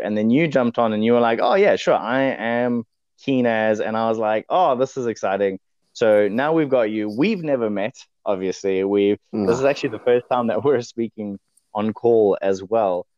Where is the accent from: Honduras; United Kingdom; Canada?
United Kingdom; England; now in New Zealand; I'm English